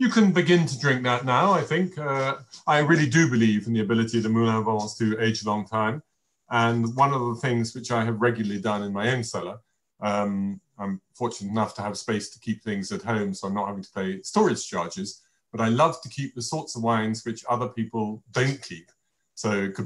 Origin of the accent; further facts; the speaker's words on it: England, United Kingdom; being English